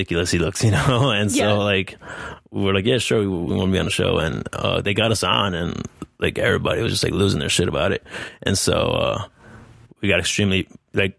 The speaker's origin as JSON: {"language": "English", "region": "New Jersey", "country": "United States", "tie": "born or raised there", "moved": "yes", "said": "I grew up in New Jersey. My parents are from Colombia"}